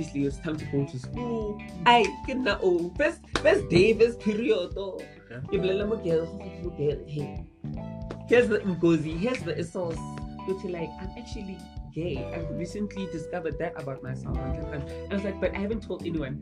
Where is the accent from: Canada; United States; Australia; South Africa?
South Africa; Kagiso, Gauteng; I was born and raised in Kagiso, you know. That's my hometown, that's where I grew up.